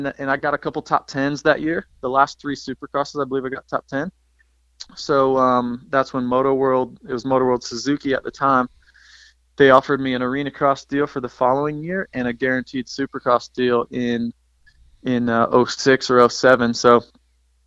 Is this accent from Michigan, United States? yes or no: no; Fort Dodge, Iowa, United States; growing up in Iowa, I didn't race much motocross